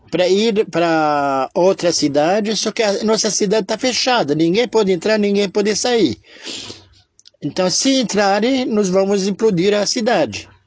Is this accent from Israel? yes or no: yes; Israel; Sou de Israel que não podia falar alto, tudo cochichado